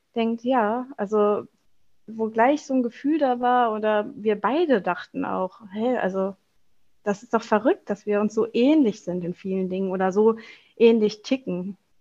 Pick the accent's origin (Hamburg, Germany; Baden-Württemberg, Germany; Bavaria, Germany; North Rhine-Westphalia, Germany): North Rhine-Westphalia, Germany; Wuppertal; ich komme aus Wuppertal